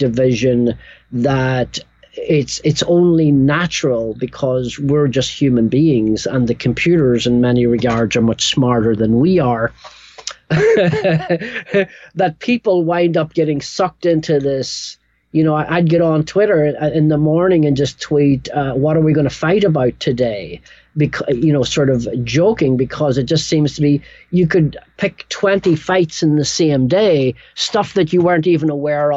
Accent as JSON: {"language": "English", "region": "Northern Ireland", "country": "United Kingdom", "tie": "born or raised there", "also_born_or_lived": "England", "moved": "yes", "lives_now": "New York, United States", "said": "I grew up in Northern Ireland"}